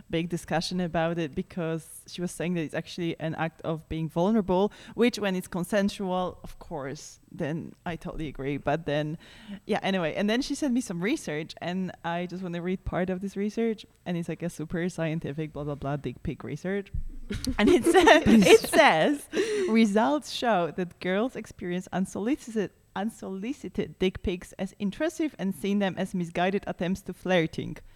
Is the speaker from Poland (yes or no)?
yes; Poland; No, we're from Poland.